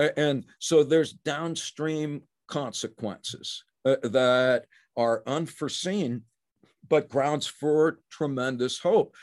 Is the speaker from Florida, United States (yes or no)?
no; New Jersey, United States; also born or lived in Brooklyn, New York; I was born in Brooklyn. I grew up in New Jersey.